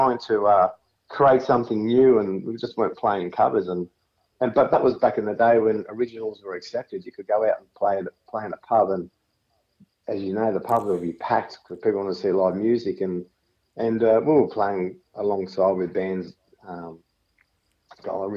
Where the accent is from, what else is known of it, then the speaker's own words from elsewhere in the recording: Sutherland Shire, New South Wales, Australia; We're down from the Southern Shire area.